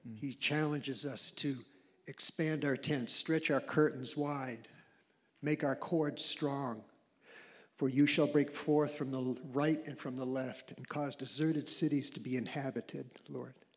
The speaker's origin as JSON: {"language": "English", "region": "Maine", "country": "United States", "said": "I'm from Maine, you know, from a very humble situation"}